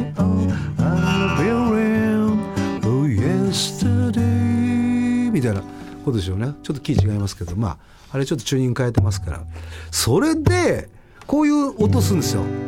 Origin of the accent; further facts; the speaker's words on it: Eastern Japan, Tohoku, Japan; also born or lived in Setagaya, Tokyo; now in Tokyo, Japan; 東日本、まあ、うちの地元なので